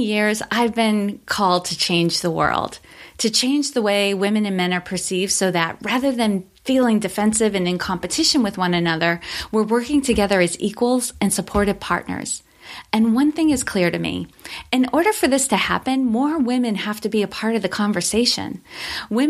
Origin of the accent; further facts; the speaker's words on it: Worcester, Massachusetts, United States; I grew up in Worcester, Massachusetts